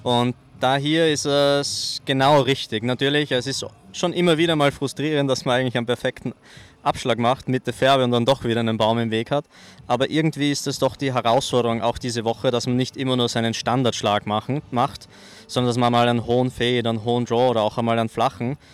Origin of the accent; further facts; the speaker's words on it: Austria; auch mich als Österreicher